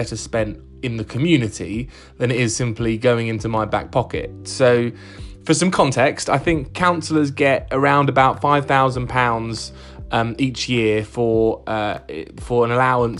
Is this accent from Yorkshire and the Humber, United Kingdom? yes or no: no; Bedfordshire, East of England, United Kingdom; moved away as an adult; also born or lived in London; I grew up not too far away from Hitchin. I grew up in Bedfordshire, so just across the county border. But I spent a lot of time in Hitchin as a kid.